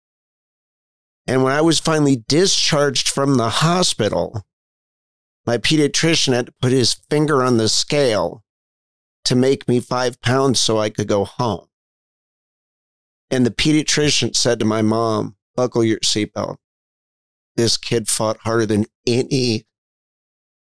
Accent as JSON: {"language": "English", "town": "Bethesda", "region": "Maryland", "country": "United States", "tie": "born or raised there", "said": "I was born in Bethesda, Maryland."}